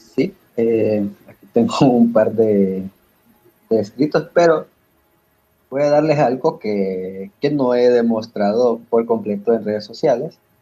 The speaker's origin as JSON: {"language": "Spanish", "country": "Honduras", "said": "yo me identifico como un hondureño bastante, pero por encima de ser un hondureño, soy un latinoamericano."}